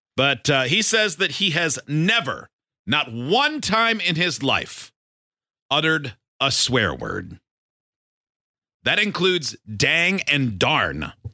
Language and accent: English; Michigan, United States; growing up in Michigan